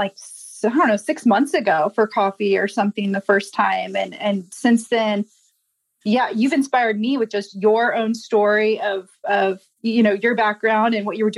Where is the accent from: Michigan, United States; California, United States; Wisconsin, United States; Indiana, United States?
Indiana, United States; Indianapolis; I'm born and raised in Indianapolis